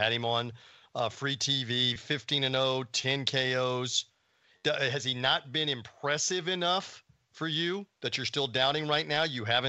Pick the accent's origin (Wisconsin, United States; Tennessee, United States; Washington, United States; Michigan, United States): Tennessee, United States; also born or lived in West Central Florida; now in Florida, United States; I was born in Tennessee. I'm living in West Central Florida.